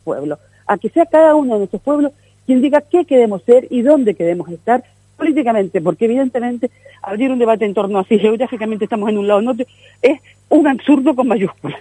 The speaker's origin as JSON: {"language": "Spanish", "region": "Canary Islands", "country": "Spain", "said": "una voz del pueblo canadiense en el Parlamento Europeo que expresara lo que nosotros pensábamos y sentíamos"}